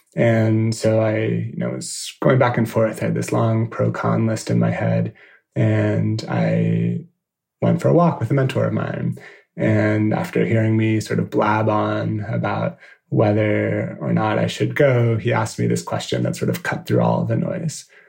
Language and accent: English; San Francisco, California, United States; moved away as an adult; also born or lived in New York; a design agency based uh, in San Francisco in my hometown